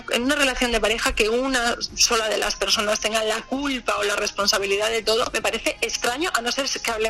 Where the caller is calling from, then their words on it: Canary Islands, Spain; de Gran Canaria.